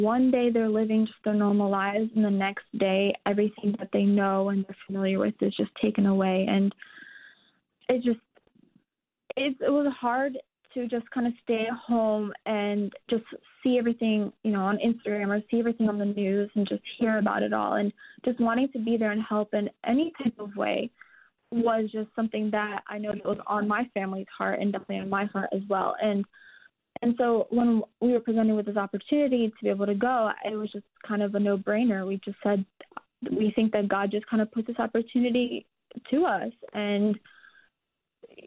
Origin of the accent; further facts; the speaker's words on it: United States; growing up in America and going to American school